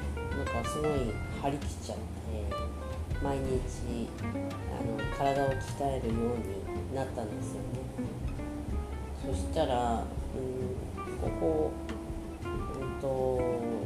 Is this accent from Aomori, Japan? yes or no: yes; Aomori, Japan; now in Saitama, Japan; 青森生まれの、えー、現在埼玉県人です